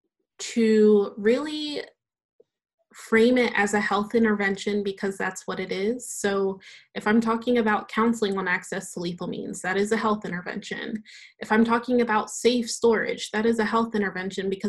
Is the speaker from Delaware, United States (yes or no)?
yes; Delaware, United States; I grew up in Delaware. I grew up on a farm